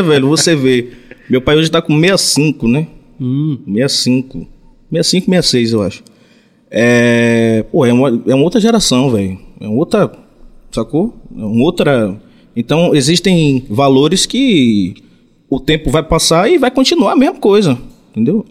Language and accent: Portuguese; São Félix / Cachoeira, Recôncavo, Bahia, Brazil; Mas vindo de lá, como você falou, São Félix, Cachoeira ali e tal, Recôncavo